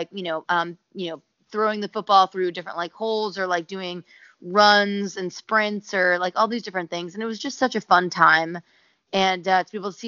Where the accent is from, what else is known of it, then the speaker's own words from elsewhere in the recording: Tampa, Florida, United States; moved away; I'm born and raised in Tampa, Florida, which my parents still live